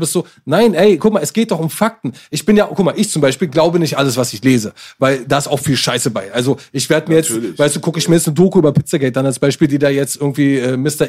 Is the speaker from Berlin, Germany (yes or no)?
yes; Berlin, Germany; als Berliner